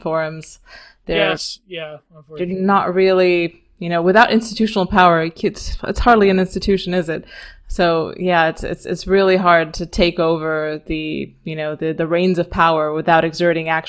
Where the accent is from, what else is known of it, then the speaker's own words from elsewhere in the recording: Romania; I'm Eastern European. I come from Romania